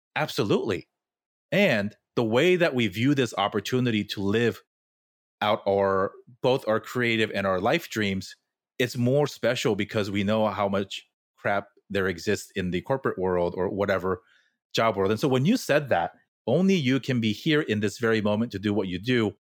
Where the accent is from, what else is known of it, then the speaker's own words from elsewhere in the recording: Fullerton, California, United States; I grew up in an equally Korean neighborhood in Fullerton